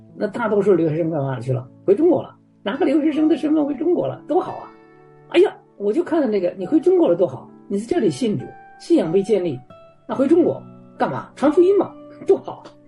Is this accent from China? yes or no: no; Canada; moved away as an adult; now in Warsaw, Poland; 我们加拿大人